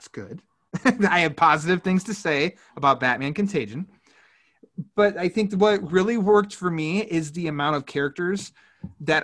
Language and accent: English; United States; I'm an American